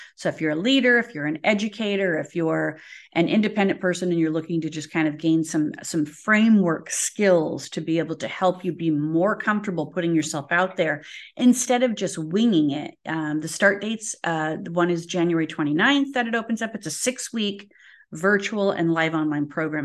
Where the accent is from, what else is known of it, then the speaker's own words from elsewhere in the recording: United States; as an American